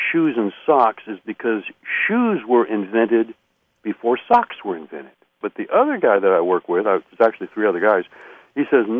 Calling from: Eureka, California, United States; I'm calling from Eureka, California.

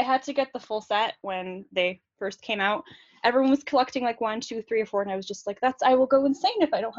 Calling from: San Jose, California, United States; I am calling from San Jose, California.

